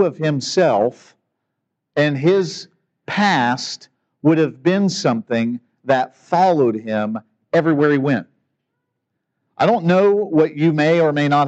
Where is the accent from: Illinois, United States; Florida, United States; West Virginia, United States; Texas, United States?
West Virginia, United States; Parkersburg; I grew up in Parkersburg